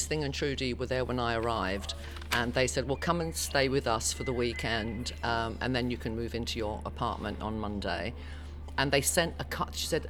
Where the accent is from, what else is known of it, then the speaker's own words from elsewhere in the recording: England, United Kingdom; So I say I'm English because I think it's only the English who call themselves British.